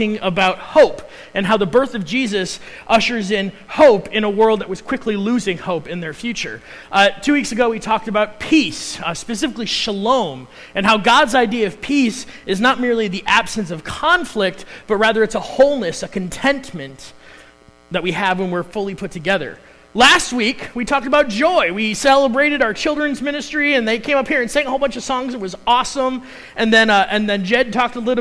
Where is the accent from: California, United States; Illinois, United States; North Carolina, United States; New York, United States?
Illinois, United States; Chicago; accent: Chicago; moved away; I'm originally from Chicago. I grew up in the Chicago suburbs